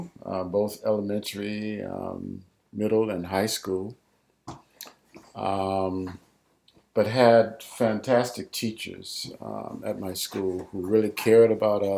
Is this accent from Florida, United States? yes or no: yes; Dade City, Florida, United States; I was born and raised in Dade City, Florida, Pasco County.